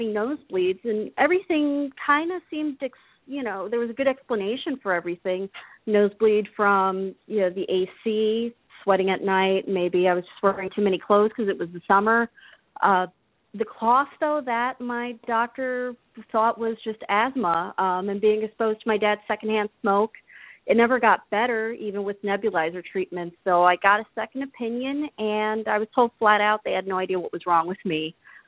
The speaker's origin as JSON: {"language": "English", "region": "New Jersey", "country": "United States", "tie": "born or raised there", "lives_now": "Minneapolis, United States", "said": "No, I'm calling in from Minneapolis, but I grew up in Jersey."}